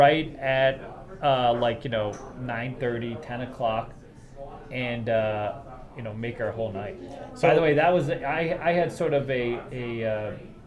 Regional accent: Northeast, United States; moved away; I grew up in the Northeast.

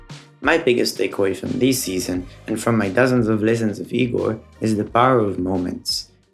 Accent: Israel; from Israel.

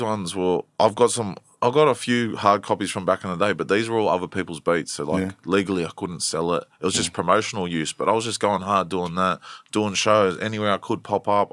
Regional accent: Blacktown, New South Wales, Australia; also born or lived in Prospect, New South Wales; I grew up in Blacktown area.

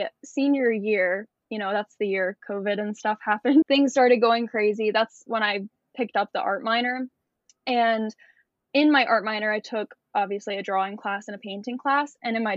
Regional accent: Maryland, United States; I'm currently in Florida. I'm from Maryland.

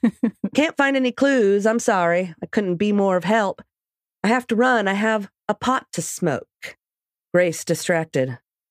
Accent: Washington, United States; accent: Washington; You just don't understand my Washington accent.

